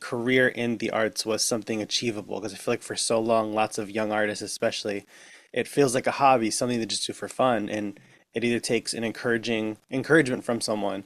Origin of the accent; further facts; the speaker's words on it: Connecticut, United States; I'm from Connecticut